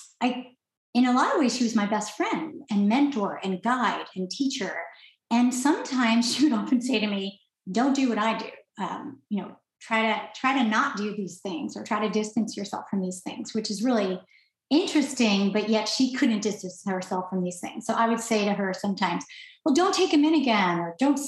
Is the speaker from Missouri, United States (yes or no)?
no; New York, United States; now in California, United States; I'm out here in California, finally living near him because I'm from New York